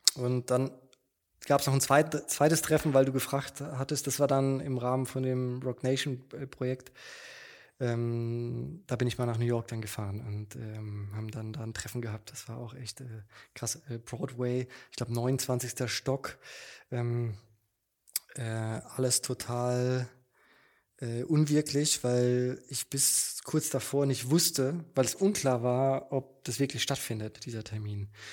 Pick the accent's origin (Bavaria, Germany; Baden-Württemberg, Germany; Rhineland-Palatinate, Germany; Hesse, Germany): Baden-Württemberg, Germany; Mannheim; moved away as an adult; now in Berlin, Germany; ich bin in Mannheim geboren, zur Schule, Studium